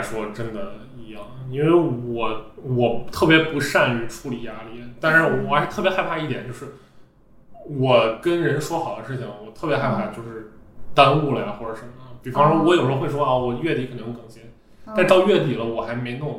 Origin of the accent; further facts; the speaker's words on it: Yunnan, China; 啊，我知道，我我我是云南的。